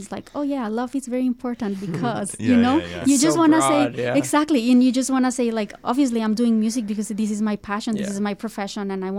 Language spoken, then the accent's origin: English; Bogota, Colombia; moved away as an adult; now in Canada; I was born and raised in Bogota, Colombia, and I've been in Canada for more than 10 years now